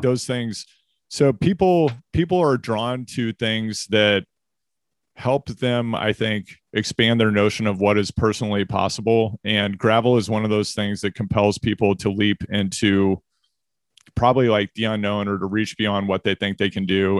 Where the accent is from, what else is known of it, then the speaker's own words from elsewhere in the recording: Missouri, United States; also born or lived in California; now in Maine, United States; I'm from Missouri